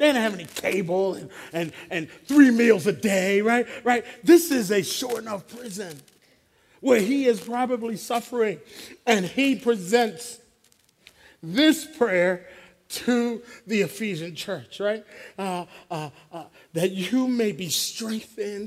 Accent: Philadelphia, Pennsylvania, United States; growing up in Philly as an African-American man

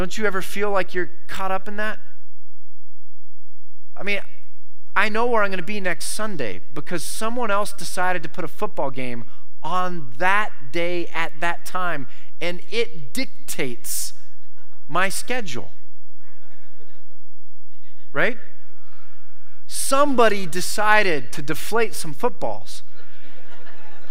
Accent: United States; I am an American

